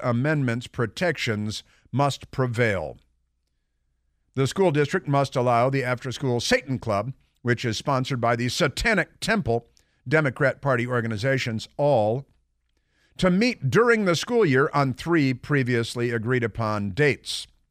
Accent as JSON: {"language": "English", "town": "Chicago", "region": "Illinois", "country": "United States", "tie": "born or raised there", "said": "growing up in Chicago, I used to see my neighbors receiving shipments from Omaha Steaks"}